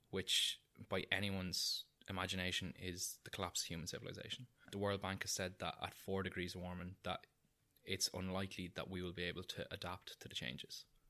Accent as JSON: {"language": "English", "town": "Newbridge", "region": "Leinster", "country": "Ireland", "said": "I'm from Kildare, I'm from Newbridge, which is about forty minutes from Dublin"}